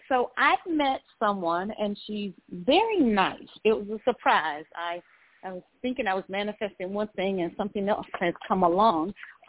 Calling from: Georgia, United States; And I'm calling from Georgia.

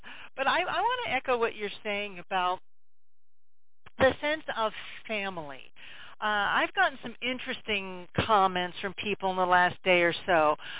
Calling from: Vermont, United States; calling from Vermont.

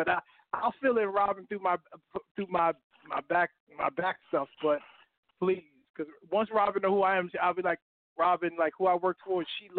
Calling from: New York, United States; I'm calling from Harlem

